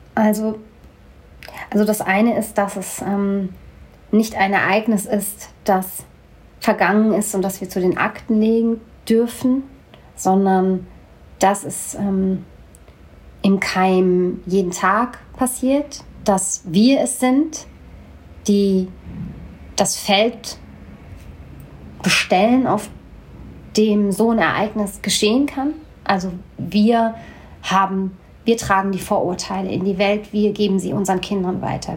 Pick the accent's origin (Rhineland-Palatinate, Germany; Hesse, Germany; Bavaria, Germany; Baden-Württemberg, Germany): Hesse, Germany; Hanau; also born or lived in Bochum; bin in Bochum geboren ähm, und ich bin mit vier Jahren nach Hanau gekommen. Da bin ich aufgewachsen.